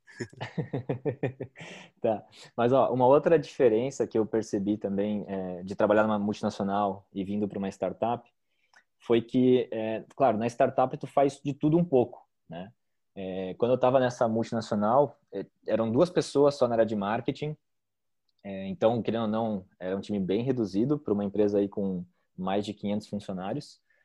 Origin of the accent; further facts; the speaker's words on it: Joinville, Santa Catarina, Brazil; eu sou de Joinville